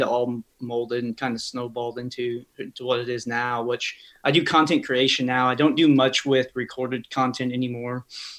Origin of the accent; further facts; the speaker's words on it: Marshall, Missouri, United States; Yeah, so I grew up in a little town called Marshall, kind of smack dab in the middle of Kansas City and Columbia. Honestly, it's about an hour from each, right down 70.